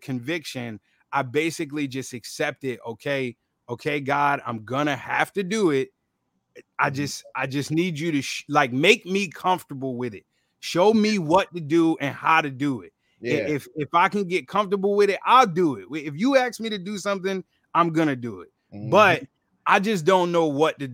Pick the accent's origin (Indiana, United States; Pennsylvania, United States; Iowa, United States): Pennsylvania, United States; Philadelphia; growing up in Philly